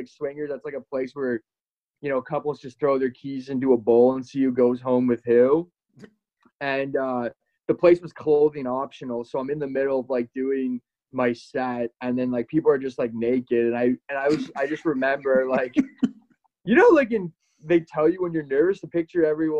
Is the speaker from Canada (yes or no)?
yes; Napanee, Ontario, Canada; So I'm originally from Napanee, Ontario.